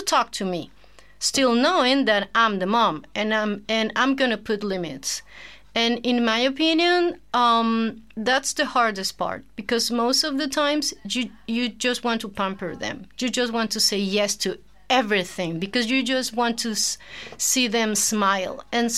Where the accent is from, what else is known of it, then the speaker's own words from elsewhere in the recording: Caracas, Capital District, Venezuela; English is a second language; moved away as an adult; now in Jeju, South Korea; I come from Caracas, Venezuela. Mm-hmm. That's in South America. I'm 40 years old.